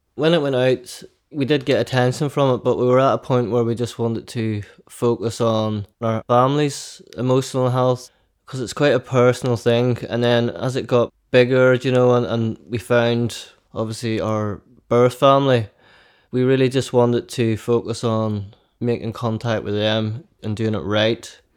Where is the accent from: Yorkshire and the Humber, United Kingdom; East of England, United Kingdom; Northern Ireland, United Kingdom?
Northern Ireland, United Kingdom; County Down; we grew up in County Down